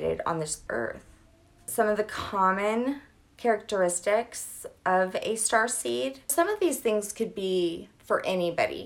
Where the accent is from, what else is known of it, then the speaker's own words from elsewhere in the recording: Louisiana, United States; I'm from Louisiana